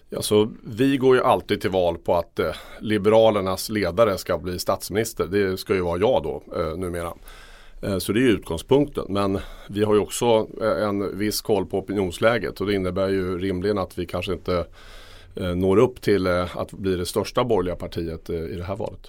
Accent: Örebro, Örebro County, Sweden; min hemstad Örebro

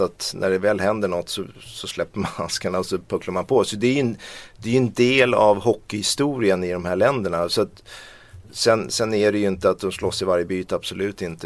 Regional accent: Sweden; vi svenskar

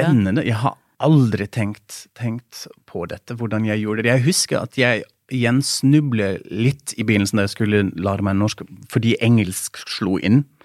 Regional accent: Germany; Norwegian is a second language; moved away as an adult; now in Norway; for oss tyskere

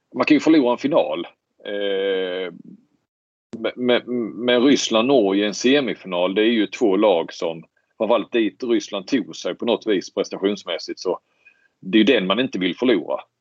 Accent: Sweden; som svensk

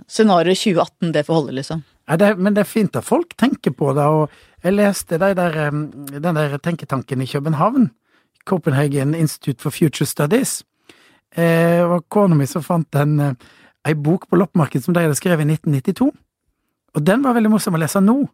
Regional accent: Kristiansand, Agder, Norway; born there; og så eh, ble jeg født i Kristiansand.

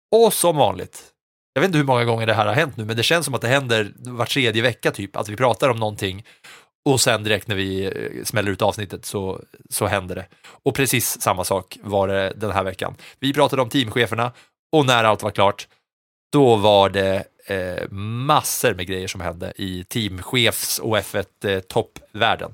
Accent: Katrineholm, Södermanland, Sweden; moved away; jag bodde hemma hos mina föräldrar i Katrineholm

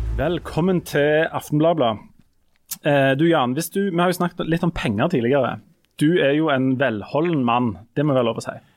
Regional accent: Jæren, Rogaland, Norway; Vi fra Jæren

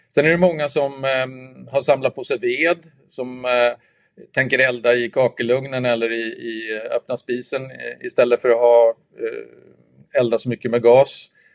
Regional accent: Sweden

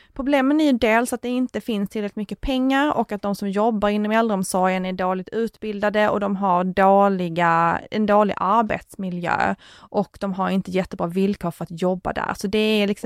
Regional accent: Tomelilla, Skåne, Sweden; min hembygd och det är att i Tomlilla kommun

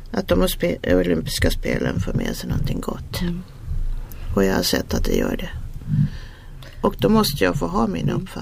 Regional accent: Sweden; nu pratar man som svensk så är det ju, man, har ju viss skepticism

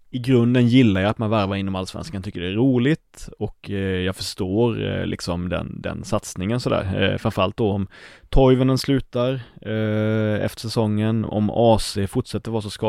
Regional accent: Karlskrona, Blekinge, Sweden; Karlskrona, min hemstad

